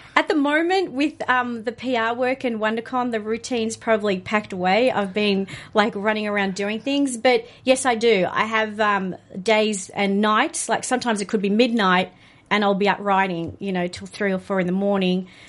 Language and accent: English; Australia; being an Australian